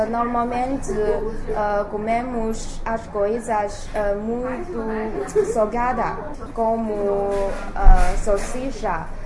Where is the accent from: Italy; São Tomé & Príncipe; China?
China; Heilongjiang; Portuguese is a second language; moved away as an adult; now in Macau, China; Uh, eu sou da província de Heilongjiang, que fica perto, de, uh, perto da Rússia. E agora eu ando na Universidade de Macau.